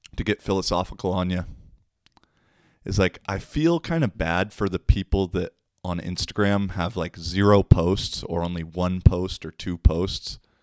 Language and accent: English; Issaquah, Washington, United States; moved away as an adult; now in Finland; my hometown of Issaquah